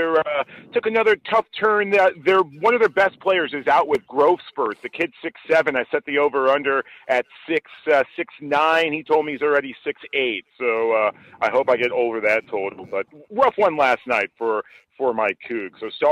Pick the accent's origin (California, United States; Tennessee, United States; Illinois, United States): Illinois, United States; Chicago; I was born in Chicago, grew up in the suburbs